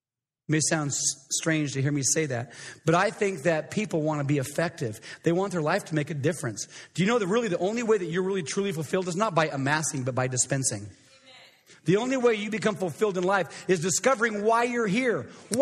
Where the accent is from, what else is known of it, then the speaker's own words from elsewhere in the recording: Coeur d'Alene, Idaho, United States; I grew up in Coeur d'Alene, Idaho, and...